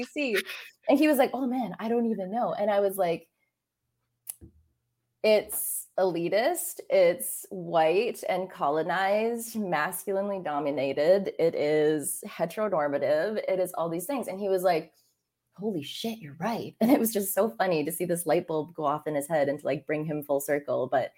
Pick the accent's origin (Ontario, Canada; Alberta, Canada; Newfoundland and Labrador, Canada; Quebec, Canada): Alberta, Canada; Banff; it's like growing up in Banff. Banff is colonialized.